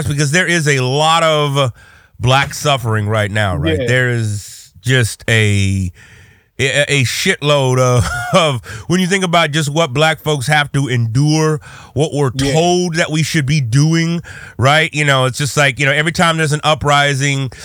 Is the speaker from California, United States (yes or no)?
yes; California, United States; also born or lived in Texas; I spent most of my formative years in California